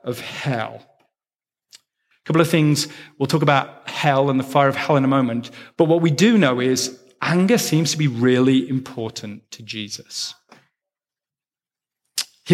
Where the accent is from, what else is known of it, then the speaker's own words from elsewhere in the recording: England, United Kingdom; I'm English